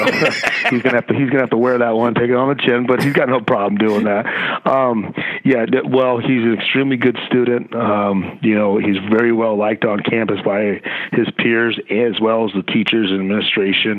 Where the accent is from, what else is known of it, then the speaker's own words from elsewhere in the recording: Livermore, California, United States; now in Las Vegas, United States; me as well, is from Livermore, California, which is really close to Concord